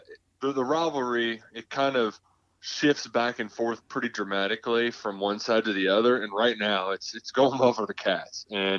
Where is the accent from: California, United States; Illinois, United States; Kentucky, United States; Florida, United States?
Kentucky, United States; Louisville; I'm from Louisville